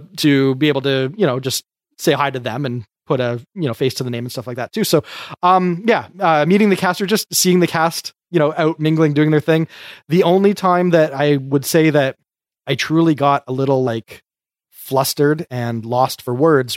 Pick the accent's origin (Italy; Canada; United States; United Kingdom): Canada; I'm a Canadian.